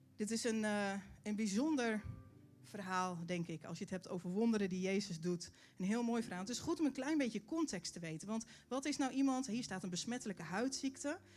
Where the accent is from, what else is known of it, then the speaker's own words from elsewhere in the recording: Netherlands; als Nederlanders